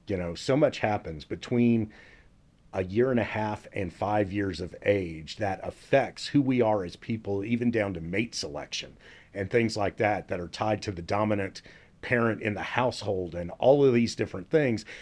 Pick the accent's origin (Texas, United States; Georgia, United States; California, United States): Texas, United States; Dallas; I grew up here in Dallas for the most part, upper middle class, went to Richardson High School